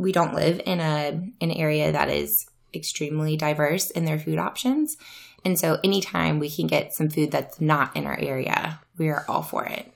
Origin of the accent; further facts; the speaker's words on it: Louisiana, United States; now in Iowa, United States; I am from Louisiana, um, born and raised